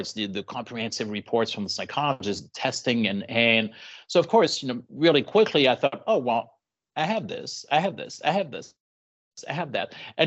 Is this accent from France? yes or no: yes; Paris, Île-de-France, France; now in San Diego, United States; Born and raised in Paris. And moved to the US later on.